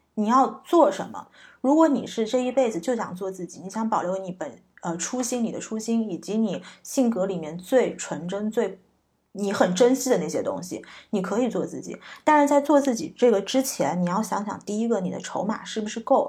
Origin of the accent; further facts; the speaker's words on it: China; moved away as an adult; also born or lived in United States; 我在中国长大并没有很洋气的气质